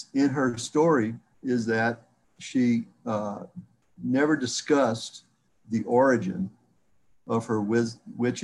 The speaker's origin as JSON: {"language": "English", "region": "South Louisiana", "country": "United States", "said": "That's my heritage, but I'm from South Louisiana, so most of my heritage is French"}